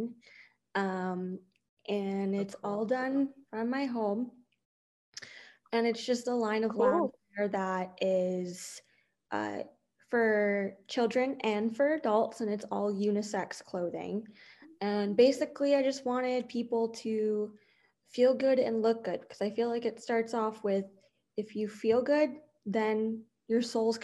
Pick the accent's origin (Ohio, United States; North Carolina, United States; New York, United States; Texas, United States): New York, United States; New Rochelle; now in Boca Raton, United States; I grew up in New York, and the area that I grew up in was predominantly Jewish area